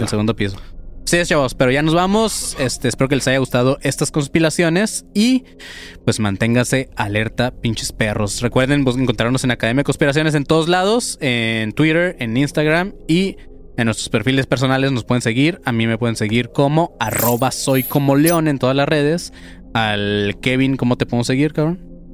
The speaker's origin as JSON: {"language": "Spanish", "country": "Mexico", "said": "como mexicanos dejamos todo al final"}